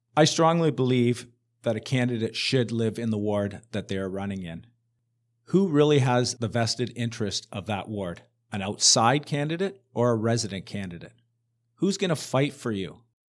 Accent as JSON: {"language": "English", "town": "Hamilton", "region": "Ontario", "country": "Canada", "tie": "born or raised there", "said": "I was born and raised in Hamilton"}